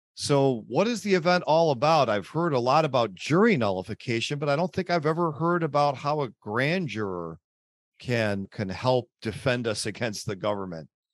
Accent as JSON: {"language": "English", "town": "Buffalo", "region": "New York", "country": "United States", "tie": "born or raised there", "said": "from Buffalo, New York, my hometown"}